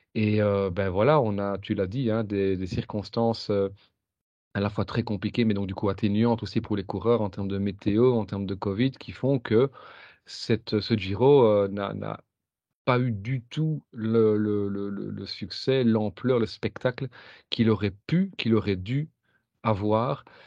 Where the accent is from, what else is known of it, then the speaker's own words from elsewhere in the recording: Belgium; quand on est belge